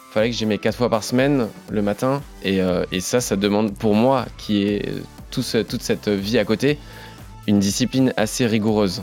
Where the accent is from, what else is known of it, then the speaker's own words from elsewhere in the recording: Forbach, Grand Est, France; now in Paris, France; Je suis originaire de Forbach